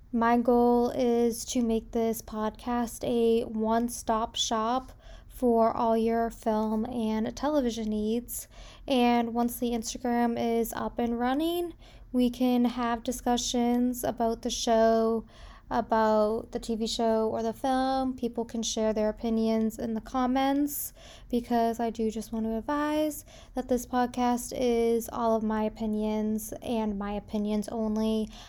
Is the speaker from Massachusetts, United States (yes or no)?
yes; South Shore of Massachusetts, United States; now in Indiana, United States; I am currently living in Indiana, but I was born and raised on the South Shore of Massachusetts. So, just south of Boston